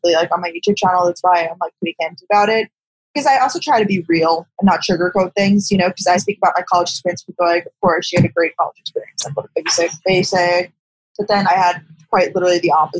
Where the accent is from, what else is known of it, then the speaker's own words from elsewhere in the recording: Long Island, New York, United States; moved away as an adult; also born or lived in Athens, Georgia / Boston; I'm from Long Island, New York, but I moved to Athens, Georgia for college